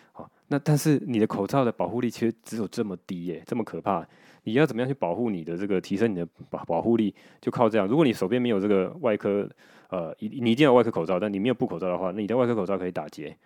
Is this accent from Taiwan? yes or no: yes; Taiwan; 我们台湾人